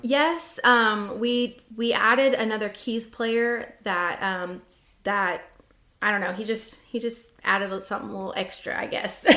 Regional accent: Washington, United States; I grew up in Washington State.

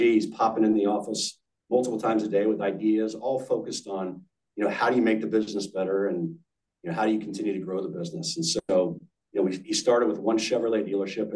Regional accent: Washington, District of Columbia, United States; moved away; also born or lived in Georgia; I grew up in the Washington, D.C. area. My dad was a officer in the Navy for 30 plus years

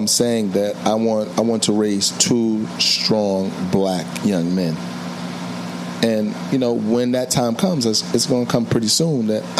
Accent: New York City, New York, United States; I'm Jamaican, but I was born in right down the block, Harlem Hospital.

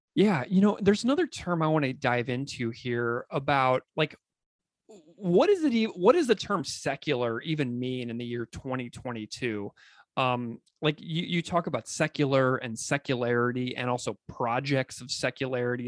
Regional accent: St. Louis, Missouri, United States; my hometown at the Danforth Center on Religion and Politics at Washington University in St. Louis

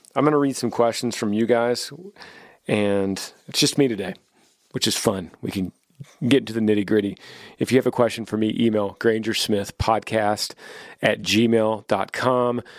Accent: Texas, United States; our home state of Texas

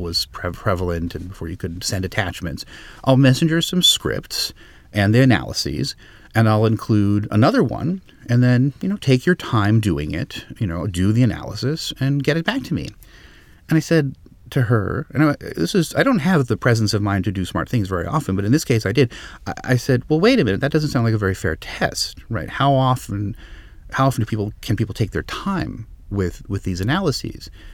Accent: Los Angeles, California, United States; I grew up in Los Angeles

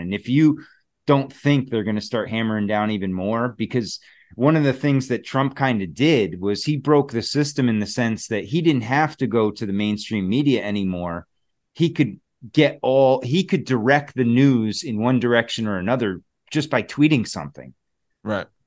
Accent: New Jersey, United States; I was born in New Jersey

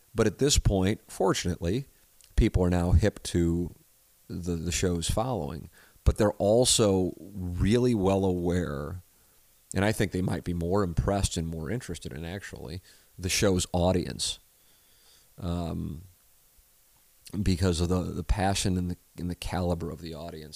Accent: St. Louis, Missouri, United States; growing up in South St. Louis, it isn't uh, exactly uh, diverse when it comes to religion.

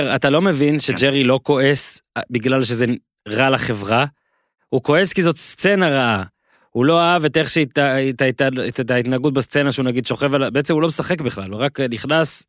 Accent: Israel

